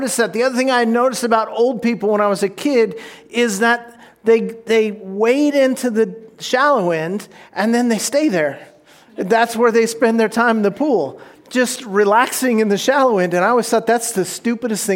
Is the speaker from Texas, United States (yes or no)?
no; Orange County, California, United States; When I was a kid, I grew up down in Orange County